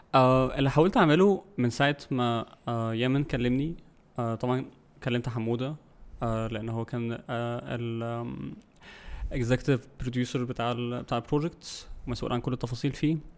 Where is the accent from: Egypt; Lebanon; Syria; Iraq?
Egypt; عندنا في مصر